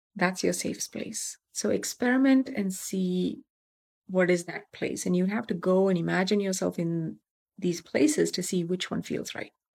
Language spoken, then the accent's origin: English; Tamil Nadu, India; moved away; I'm from Tamil Nadu.